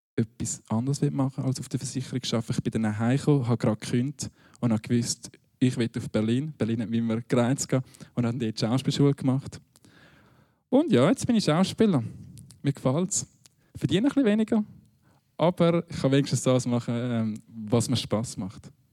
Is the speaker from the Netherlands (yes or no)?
no; Winterthur, Zurich, Switzerland; Ich bin in Winterthur aufgewachsen